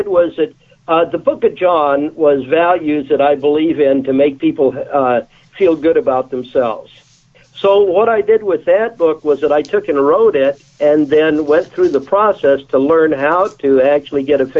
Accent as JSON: {"language": "English", "region": "Texas", "country": "United States", "tie": "born or raised there", "also_born_or_lived": "Albuquerque, New Mexico", "said": "I grew up in Austin, Corpus Christi, Texas, and then on to Albuquerque, New Mexico. And our family was poor."}